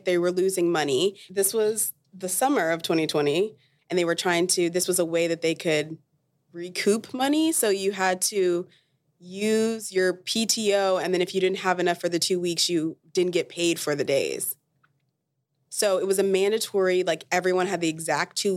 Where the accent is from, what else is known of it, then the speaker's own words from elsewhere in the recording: Dallas, Texas, United States; I'm from Dallas, Texas.